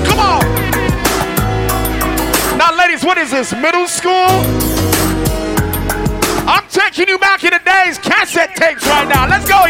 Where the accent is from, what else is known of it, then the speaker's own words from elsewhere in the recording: West Palm Beach, Florida, United States; We are from West Palm Beach.